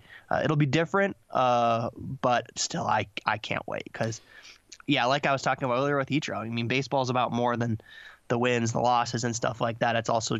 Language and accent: English; La Crosse, Wisconsin, United States; I'm from La Crosse.